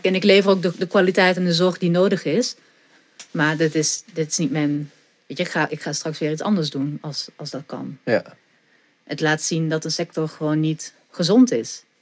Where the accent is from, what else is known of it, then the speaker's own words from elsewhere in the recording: Ghent, Flanders, Belgium; now in Netherlands; Gent, ja, zeker. Ja, geboren en getogen.